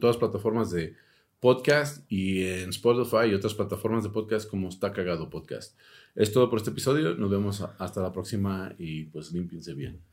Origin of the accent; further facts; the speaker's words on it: United States; Spanish is a second language; now in Mexico City, Mexico; yo soy de Estados Unidos y, hablo más inglés que español